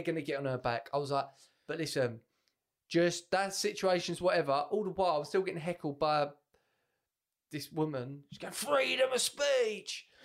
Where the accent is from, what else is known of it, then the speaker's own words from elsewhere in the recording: England, United Kingdom; Because we're English